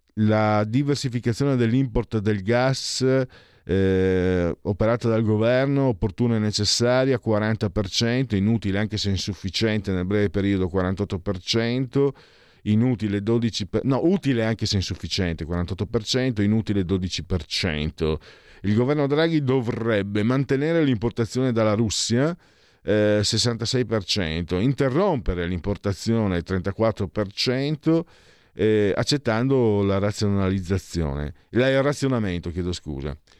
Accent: Friuli-Venezia Giulia, Italy; dalle mie parti in Friuli

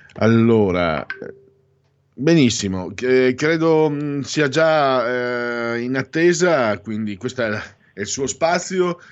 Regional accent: Italy; dalle mie parti, parlo del Friuli, Pordenone, Treviso

